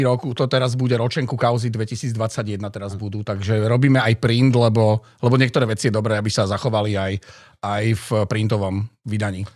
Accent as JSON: {"language": "Slovak", "town": "Žilina", "region": "Žilina Region", "country": "Slovakia", "tie": "born or raised there", "moved": "as an adult", "said": "ja som Žilinčan"}